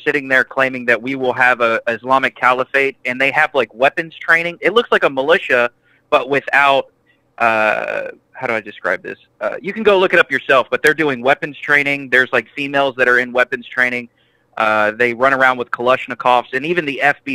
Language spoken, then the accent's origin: English; Texas, United States; I'm from Texas